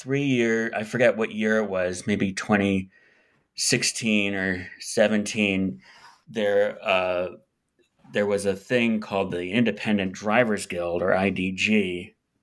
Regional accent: United States; as an American

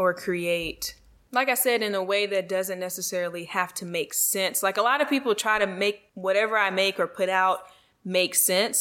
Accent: Virginia, United States; that's like my parents' hometown. My hometown too.

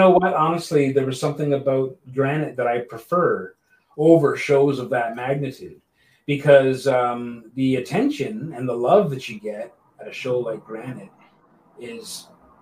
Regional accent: St. Catharines, Ontario, Canada; my hometown of St. Catharines

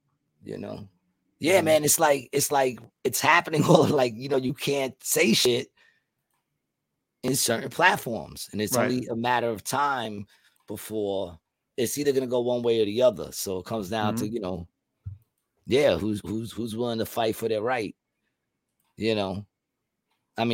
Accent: United States; I love being an American

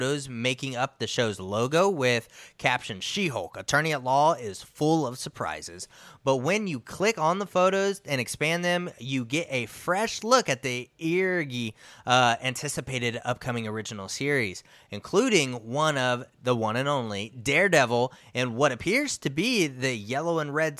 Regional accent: Midwest, United States; I'm from the Midwest

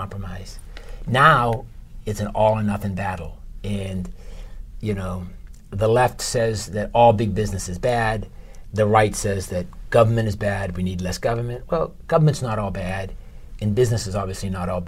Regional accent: Watertown, Massachusetts, United States; we grew up in Watertown

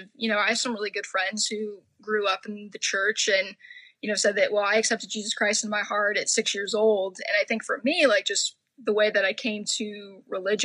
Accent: Orange County, California, United States; also born or lived in Oregon; I grew up in Orange County, upper middle class, white conservative

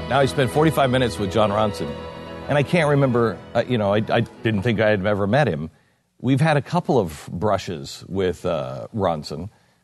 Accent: United Kingdom; I don't know what any of this means because I'm British.

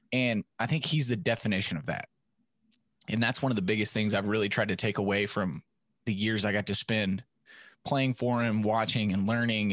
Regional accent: West Texas town near Stephenville, United States; I grew up in a town that, you know, back then was small enough

